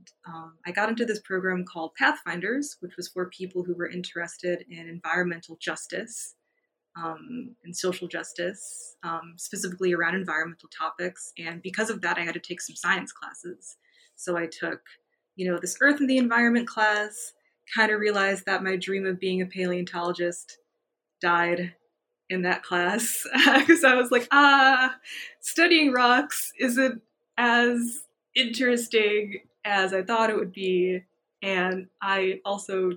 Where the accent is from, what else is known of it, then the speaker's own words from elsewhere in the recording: Chicago, Illinois, United States; moved away; I'm from Chicago, or from the south suburbs of Chicago